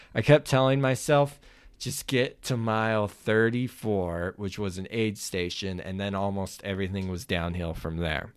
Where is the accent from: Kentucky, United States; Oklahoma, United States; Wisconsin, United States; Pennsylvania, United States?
Oklahoma, United States; I grew up in Oklahoma